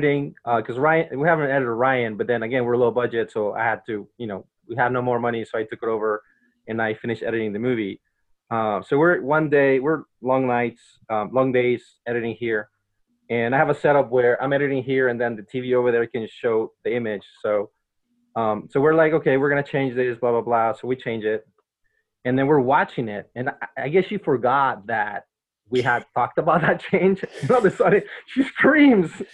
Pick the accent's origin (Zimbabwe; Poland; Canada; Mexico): Mexico; now in United States; I grew up in Mexico